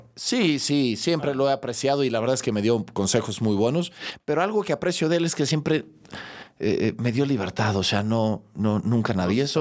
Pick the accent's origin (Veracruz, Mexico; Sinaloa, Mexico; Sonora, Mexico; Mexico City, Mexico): Mexico City, Mexico; also born or lived in León, Guanajuato; Y llegamos a la Ciudad de México. Recuerdo entrañablemente mi regreso a la Ciudad de México